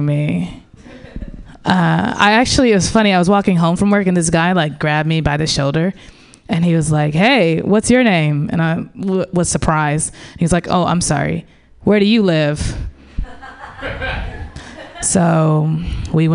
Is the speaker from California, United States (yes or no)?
no; St. Louis, Missouri, United States; moved away; I grew up in the Midwest, in St. Louis